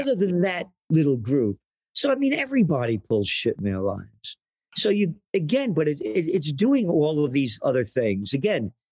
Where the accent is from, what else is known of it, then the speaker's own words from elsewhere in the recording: New York City, New York, United States; I grew up in the Bronx